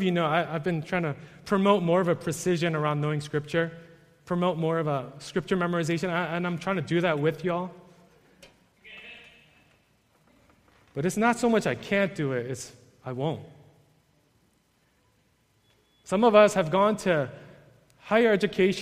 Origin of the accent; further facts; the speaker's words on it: New York, United States; I'm from New York